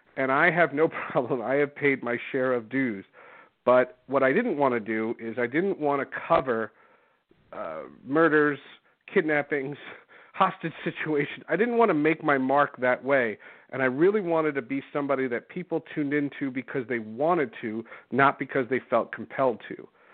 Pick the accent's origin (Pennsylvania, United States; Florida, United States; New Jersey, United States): New Jersey, United States; moved away as an adult; also born or lived in Seattle; New York, which is where I had grown up. I grew up in New Jersey.